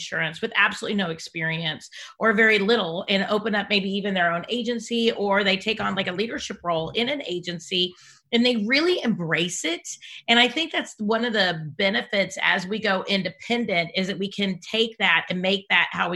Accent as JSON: {"language": "English", "region": "Iowa", "country": "United States", "tie": "born or raised there", "said": "I grew up in Iowa"}